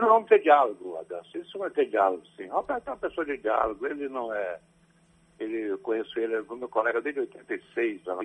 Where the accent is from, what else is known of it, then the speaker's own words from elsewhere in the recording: Ituaçu, Bahia, Brazil; desde menino, quando eu tinha 5, 8 anos, em Ituaçu, na minha terra